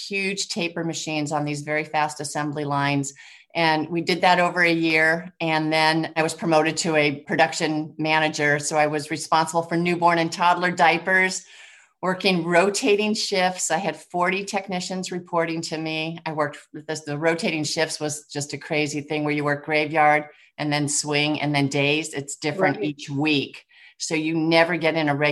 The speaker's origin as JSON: {"language": "English", "town": "San Francisco", "region": "California", "country": "United States", "tie": "born or raised there", "also_born_or_lived": "Ann Arbor, Michigan", "moved": "as an adult", "said": "I grew up in San Francisco"}